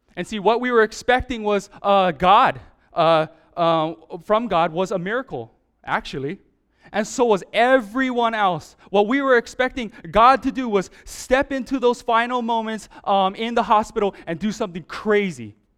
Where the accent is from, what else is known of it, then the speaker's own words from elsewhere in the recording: Hawaii, United States; growing up in Hawaii, my whole life